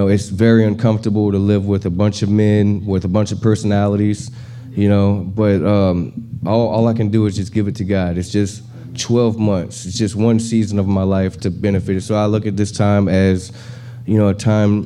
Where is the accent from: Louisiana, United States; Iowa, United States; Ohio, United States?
Louisiana, United States; now in Houston, United States; I'm from Louisiana, 34 years old.